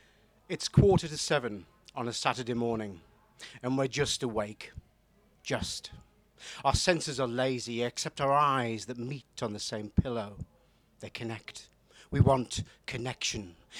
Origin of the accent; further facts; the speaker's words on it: Newcastle, North East England, United Kingdom; also born or lived in York; Hello, I'm from Newcastle. Should probably explain the accent. it's not really Geordie. I was a student in York